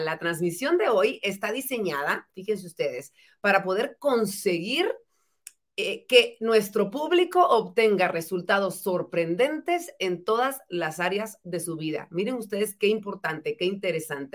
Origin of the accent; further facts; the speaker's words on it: Guatemala; en mejores guatemaltecos en general